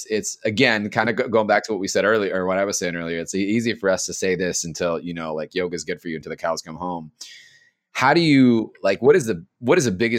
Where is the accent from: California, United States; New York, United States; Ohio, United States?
California, United States; Los Angeles; born and raised in East LA in a very Mexican household.